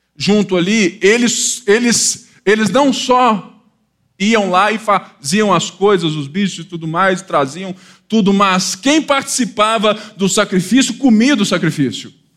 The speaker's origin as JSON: {"language": "Portuguese", "region": "Rio de Janeiro", "country": "Brazil", "tie": "born or raised there", "said": "eu sou do Rio de Janeiro, né? Eu nasci há 10 mil anos atrás. Não, brincadeira. Eu nasci no Rio de Janeiro"}